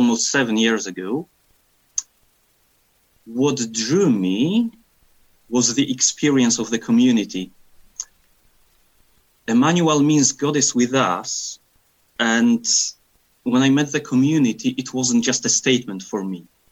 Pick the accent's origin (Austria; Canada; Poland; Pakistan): Poland; now in Scotland; I am from Poland and currently living in Scotland